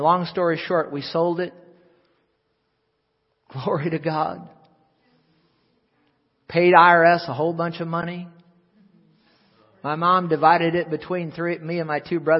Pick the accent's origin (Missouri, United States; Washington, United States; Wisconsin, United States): Missouri, United States; St. Louis; I was born in Deaconess Hospital, actually, in St. Louis, but lived back here all my life till I got married